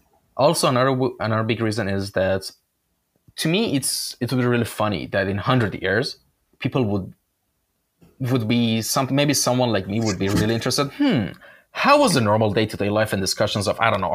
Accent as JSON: {"language": "English", "town": "Shiraz", "region": "Fars", "country": "Iran", "tie": "born or raised there", "moved": "yes", "said": "I'm originally from Iran. My hometown was Shiraz."}